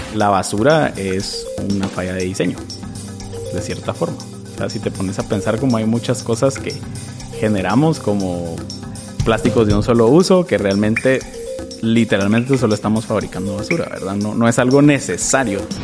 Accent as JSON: {"language": "Spanish", "country": "Guatemala", "also_born_or_lived": "Norway", "said": "nos rigen como guatemaltecos"}